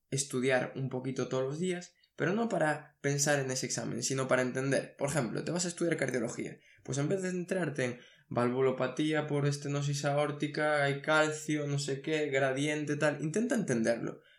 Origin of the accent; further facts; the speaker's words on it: Asturias, Spain; moved away as an adult; now in Seville, Spain; estoy estudiando fuera, por ejemplo, estoy estudiando en Sevilla y soy de Asturias, pues me gustaría tener más tiempo con mi familia